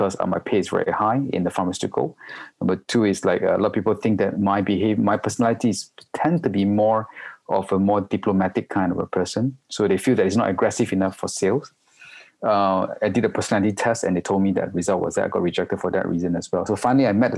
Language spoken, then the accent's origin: English; Malaysia; also born or lived in Singapore; now in Hong Kong; I'm a Malaysian, but I'm based in Hong Kong for the past 16 years already.